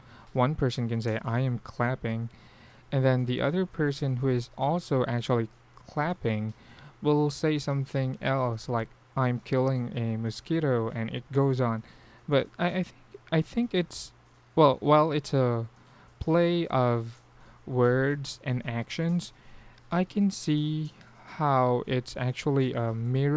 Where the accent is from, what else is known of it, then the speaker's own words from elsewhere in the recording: Philippines; accent: Filipino; we actually have a very strong Filipino accent